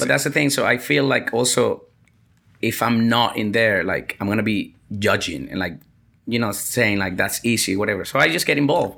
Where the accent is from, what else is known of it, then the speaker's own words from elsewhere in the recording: Venezuela; moved away as an adult; also born or lived in Vietnam; I'm from Venezuela